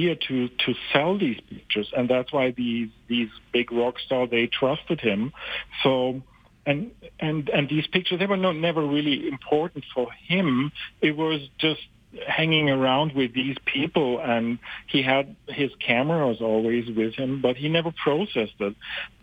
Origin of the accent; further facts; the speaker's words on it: Germany; moved away as an adult; now in Canada; I'm originally from Germany, and we moved to Canada some years ago